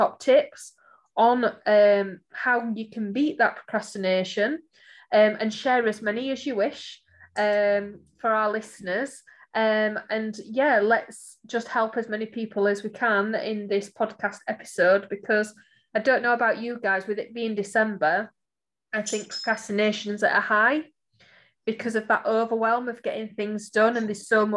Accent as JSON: {"language": "English", "town": "Barnsley", "region": "Yorkshire and the Humber", "country": "United Kingdom", "said": "I am from Barnsley, guys, as you know, listening to this podcast series, I do shorten my words"}